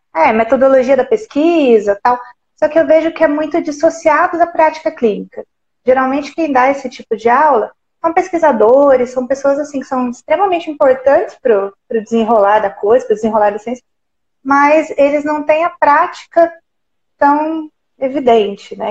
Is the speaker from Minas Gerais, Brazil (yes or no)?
yes; Santa Rita do Sapucaí, Minas Gerais, Brazil; Sou de uma cidadezinha pequenininha, Santa Rita do Sapucaí